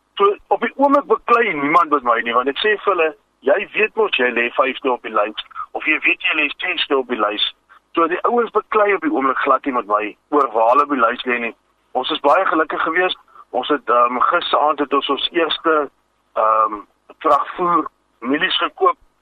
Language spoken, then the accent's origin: Afrikaans; Vredendal, Western Cape, South Africa; ek is van Vredendal